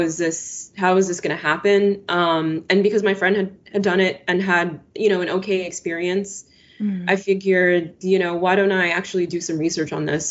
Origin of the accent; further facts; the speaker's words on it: Maryland, United States; I grew up in Maryland, in the DMV area